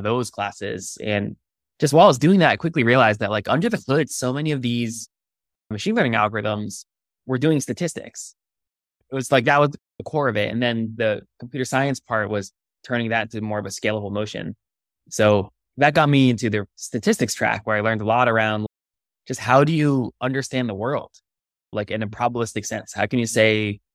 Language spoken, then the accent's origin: English; Connecticut, United States; moved away as an adult; also born or lived in California; I grew up in the East Coast in Connecticut and then came out west to college to Stanford